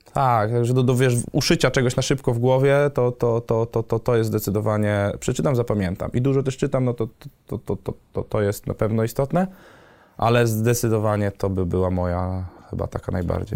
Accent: Wrocław, Lower Silesian Voivodeship, Poland; nie jestem stąd, jestem z Wrocławia

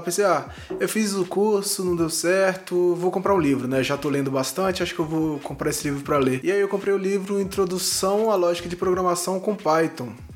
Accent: Brasília, Federal District, Brazil; Sou de Brasília, Distrito Federal, nascido e criado aqui no quadradinho do Cerrado

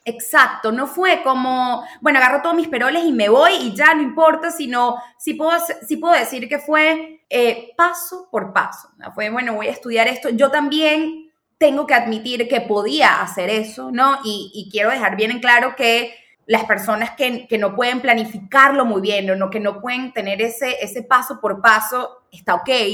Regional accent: Caracas, Capital District, Venezuela; moved away as an adult; now in San Francisco, United States; soy de Caracas, Venezuela.

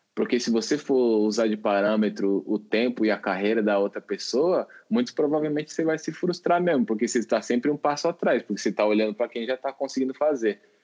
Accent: São Paulo, Brazil; also born or lived in Minas Gerais; Sou nascido em São Paulo, mas estava morando lá.

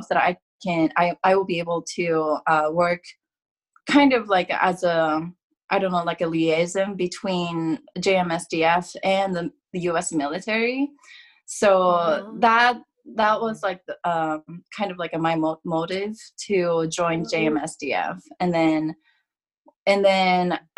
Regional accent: Kanagawa, Japan; moved away as an adult; now in Ohio, United States; So I used to live in Kanagawa. I'm from Kanagawa originally.

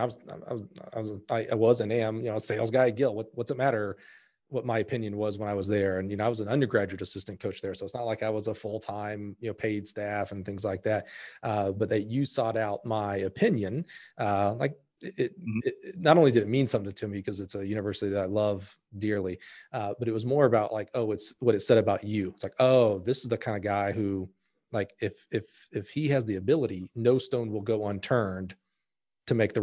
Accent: the South, United States; I grew up in the South

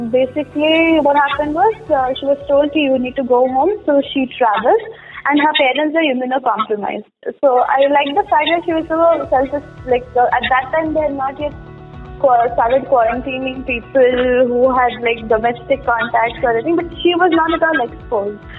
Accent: Mysore, Karnataka, India; I'm from Mysore, okay. Karnataka

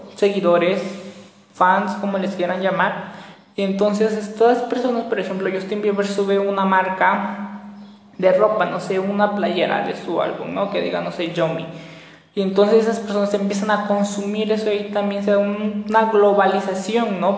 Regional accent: Mexico; los mexicanos como tal estamos constituidos por muchas, muchas, muchas culturas

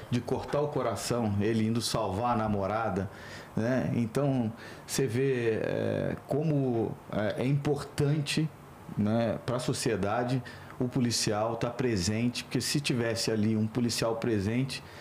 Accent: Niterói, Rio de Janeiro, Brazil; born there; Nasci em Niterói.

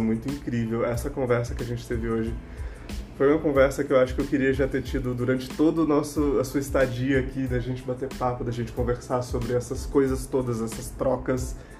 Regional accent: Anápolis, Goiás, Brazil; now in Brasília, Brazil; É, eu tô aqui em Brasília, mas eu não sou originalmente de Brasília. Eu sou de Anápolis, Goiás

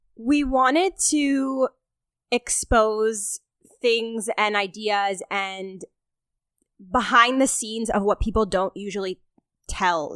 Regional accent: Toronto, Ontario, Canada; we're both born and raised in Toronto

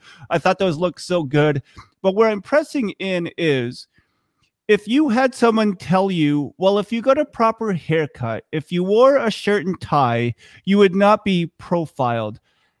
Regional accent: Vermont, United States; also born or lived in South Korea; I was born in South Korea, adopted and grew up right here in Vermont. Now I'm actually pastoring the church where I grew up going

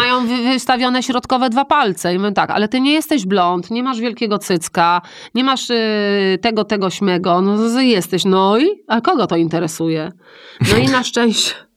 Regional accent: Poland; ja jestem z Polski

